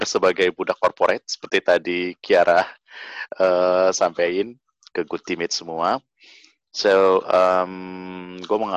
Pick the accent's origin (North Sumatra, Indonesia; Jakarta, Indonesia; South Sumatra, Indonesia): North Sumatra, Indonesia; gue berasal dari Sumatera Utara gue Batak anak kedua dari enam bersaudara